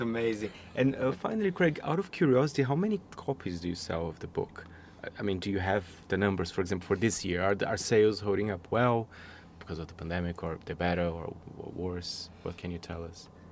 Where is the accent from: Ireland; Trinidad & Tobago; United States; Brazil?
Brazil; moved away; I'm from Brazil